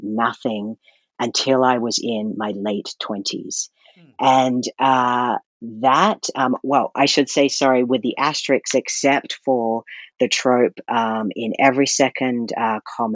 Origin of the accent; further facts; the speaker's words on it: Brisbane, Queensland, Australia; moved away as an adult; now in Calgary, Canada; I grew up in Australia, which in Brisbane, Australia